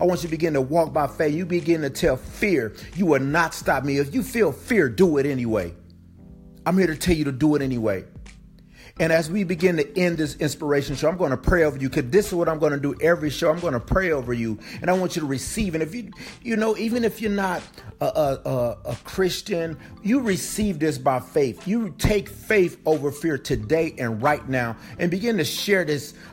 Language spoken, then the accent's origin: English; Flint, Michigan, United States; born and raised in Flint, Michigan